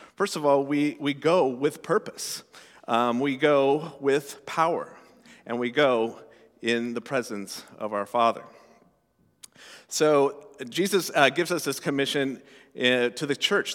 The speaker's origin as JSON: {"language": "English", "region": "Colorado", "country": "United States", "tie": "born or raised there", "said": "I grew up in Colorado, uh, you know, landlocked state"}